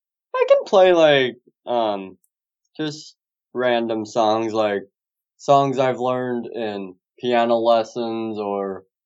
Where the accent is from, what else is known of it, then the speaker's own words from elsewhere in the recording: David City, Nebraska, United States; I live over by a town by the name of David City, Nebraska.